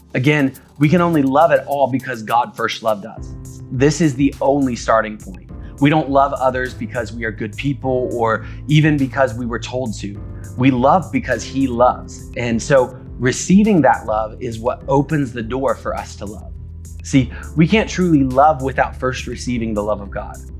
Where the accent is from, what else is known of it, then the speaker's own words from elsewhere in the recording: United States; we as the American church